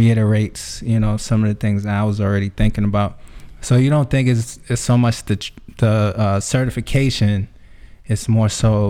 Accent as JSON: {"language": "English", "region": "New York", "country": "United States", "moved": "yes", "lives_now": "Atlanta, United States", "said": "I'm from New York"}